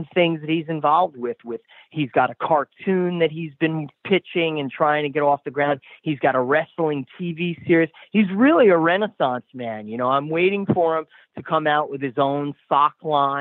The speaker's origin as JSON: {"language": "English", "town": "Paramus", "region": "New Jersey", "country": "United States", "tie": "born or raised there", "said": "my hometown of Paramus, New Jersey"}